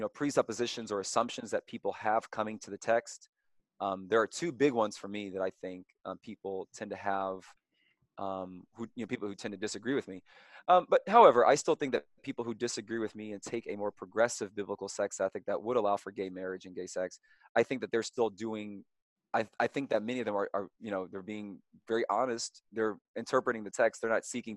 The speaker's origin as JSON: {"language": "English", "town": "Louisville", "region": "Kentucky", "country": "United States", "tie": "born or raised there", "said": "I am from Louisville, Kentucky, born and raised"}